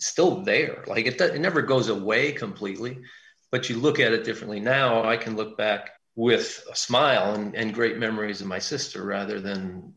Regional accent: Milwaukee, Wisconsin, United States; we're from Milwaukee.

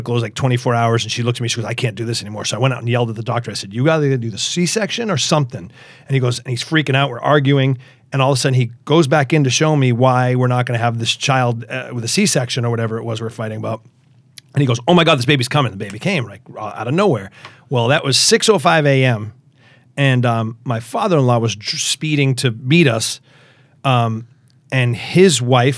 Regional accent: Natick, Massachusetts, United States; also born or lived in Stow, Massachusetts; I was born in Natick, Mass.

